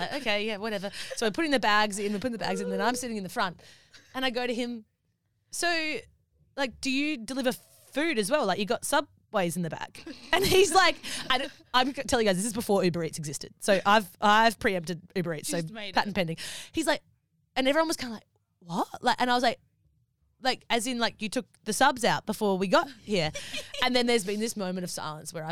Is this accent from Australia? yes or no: yes; Australia; accent: Australian; we're from Australia.